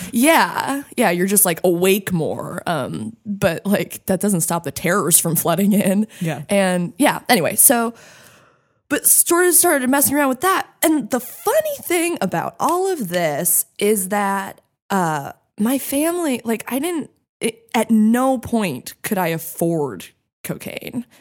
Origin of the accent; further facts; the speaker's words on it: Santa Fe, New Mexico, United States; I grew up in Santa Fe, New Mexico